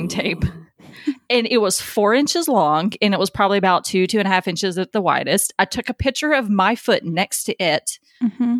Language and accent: English; near Adams, Tennessee, United States; I grew up really close to Adams, Tennessee, which is home of the Bell Witch